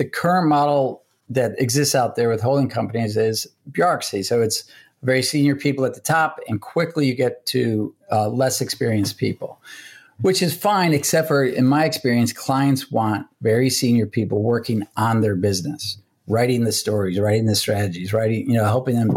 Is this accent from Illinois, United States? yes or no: yes; Chicago, Illinois, United States; now in New York, United States; I'm from Chicago originally, so we're going to go back there see family.